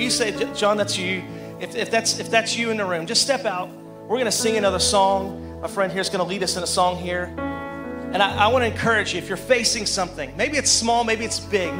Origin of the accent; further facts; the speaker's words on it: Arkansas, United States; And our family, I didn't tell you this, but we're from Arkansas, and we just dropped in. We parachuted in.